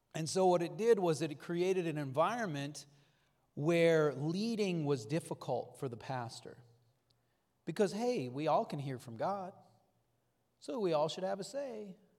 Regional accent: North Dakota, United States; I grew up in North Dakota

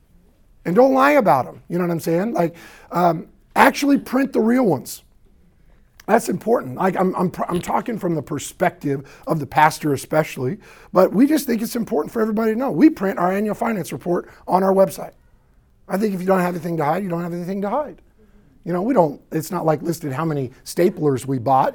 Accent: the South, United States; I sound like this after church because I'm from the South.

